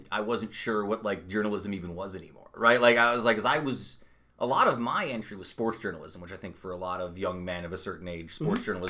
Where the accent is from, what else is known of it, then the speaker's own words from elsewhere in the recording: Utica, New York, United States; also born or lived in Brooklyn, New York; I grew up in South Utica before my little Brooklyn tour